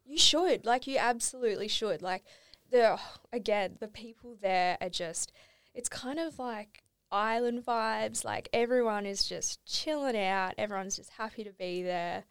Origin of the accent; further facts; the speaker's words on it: Australia; moved away; I went back home to, Alboro is my hometown